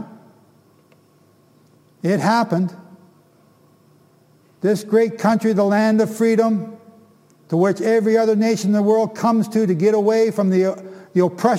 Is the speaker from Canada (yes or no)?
yes; Canada; I'm from Canada